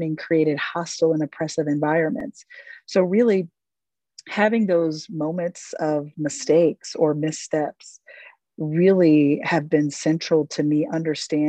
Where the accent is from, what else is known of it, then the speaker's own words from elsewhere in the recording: Ohio, United States; I'm originally from Ohio